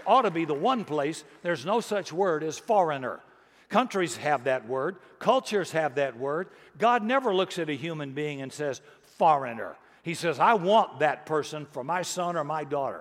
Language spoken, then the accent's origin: English; Texas, United States; being Texan